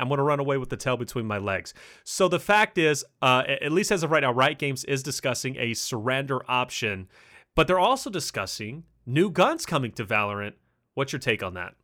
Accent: Kentucky, United States; accent: Kentucky; I'm from Kentucky

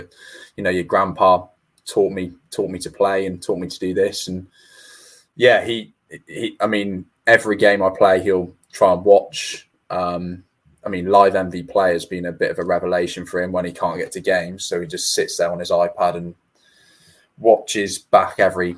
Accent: Newport, Wales, United Kingdom; I'm from Newport, so that was in the county of Gwent

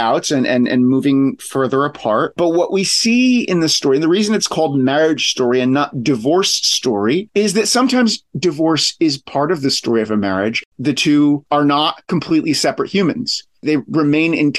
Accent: Paterson, New Jersey, United States; I grew up in the Patterson area and I went to school in the same neighborhood in the same streets that Patterson drives his bus.

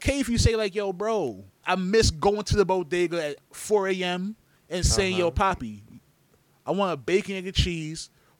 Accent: New York, United States; we're all from New York.

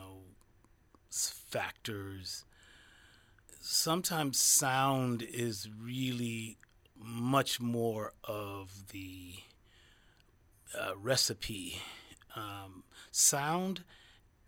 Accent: Detroit, Michigan, United States; there were adventurous radio stations in my hometown

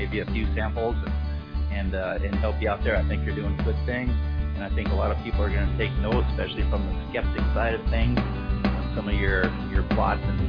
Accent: Montana, United States; also born or lived in Las Vegas area; now in Las Vegas, United States; I'm from Montana, but right now I'm currently in the Las Vegas area.

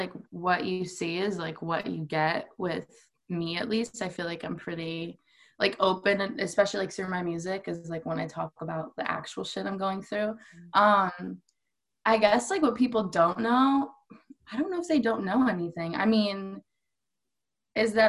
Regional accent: Phoenix, Arizona, United States; I personally like grew up pretty close to downtown

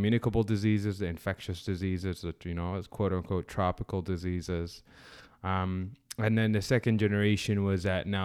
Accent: Sudan; moved away; I'm originally from Sudan

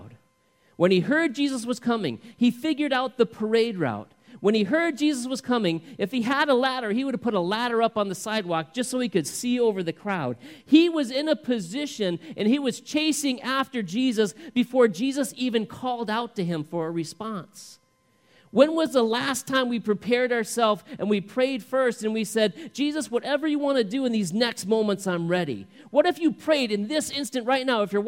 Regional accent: the South, United States; we love drinking sweet tea growing up in the South

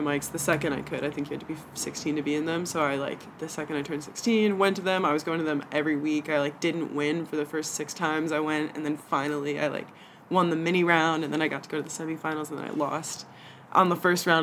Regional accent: Atlanta, Georgia, United States; moved away as an adult; now in Los Angeles, United States; I grew up in the suburbs of Atlanta

